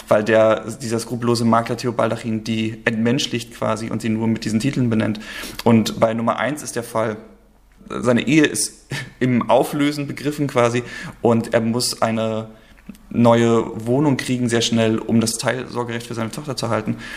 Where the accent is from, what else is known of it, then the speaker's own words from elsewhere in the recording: Rostock, Mecklenburg-Vorpommern, Germany; moved away as an adult; also born or lived in Thuringia / Leipzig; now in Hamburg, Germany; Also ich bin ursprünglich in Thüringen geboren, aber dann gleich äh, nach Rostock gezogen und äh, das ist quasi die Zeit gewesen, in der ich aufgewachsen bin, bis ich 19 geworden bin